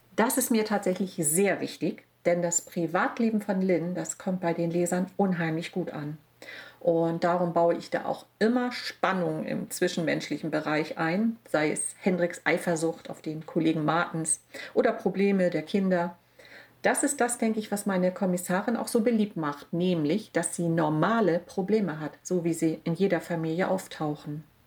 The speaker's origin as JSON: {"language": "German", "area": "Wilstermarsch", "region": "Schleswig-Holstein", "country": "Germany", "said": "meine Heimat. Die Marsch und die Stör und die Elbe"}